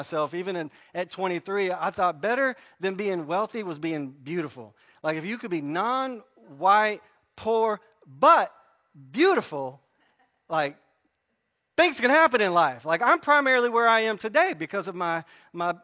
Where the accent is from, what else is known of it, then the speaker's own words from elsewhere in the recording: United States; We're American